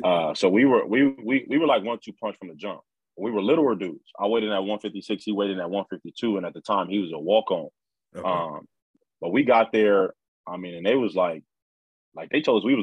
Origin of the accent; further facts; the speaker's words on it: Los Angeles, California, United States; I'm from the Crenshaw district. I mean, LA.